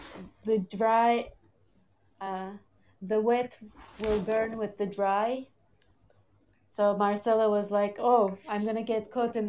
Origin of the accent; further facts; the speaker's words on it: Turkey; I've done ballet for like a year when I was 6 or 7, I think. It's like such a typical thing when you're growing up in Turkey.